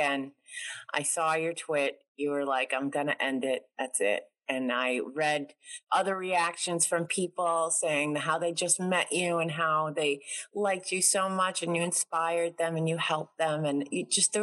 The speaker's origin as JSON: {"language": "English", "region": "New York", "country": "United States", "said": "I'm from New York"}